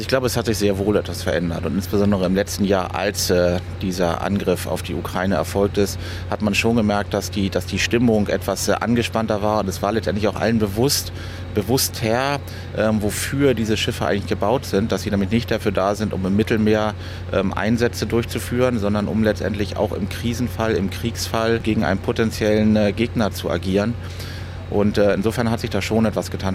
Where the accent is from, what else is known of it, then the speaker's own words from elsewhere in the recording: Hamburg, Germany; ich bin tatsächlich in Hamburg aufgewachsen, bin auch noch wohnhaft in Hamburg